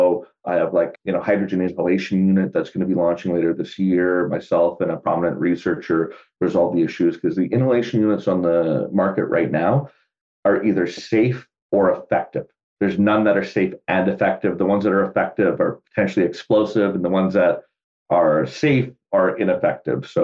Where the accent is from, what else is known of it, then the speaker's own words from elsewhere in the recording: Canada; the city I grew up in was like 100,000 people.